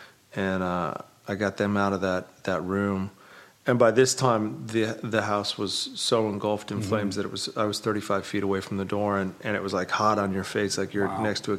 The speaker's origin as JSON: {"language": "English", "town": "Lake Arrowhead", "region": "California", "country": "United States", "said": "when we were kids, I'm from Lake Arrowhead and up in the mountains, and we went back to visit."}